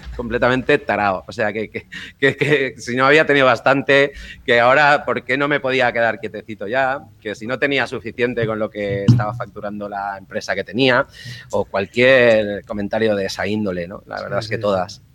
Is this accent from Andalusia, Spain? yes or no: no; Valencia, Valencian Community, Spain; moved away as an adult; also born or lived in Hong Kong / Japan / Dubai / Madrid; volver a Valencia, a mi ciudad natal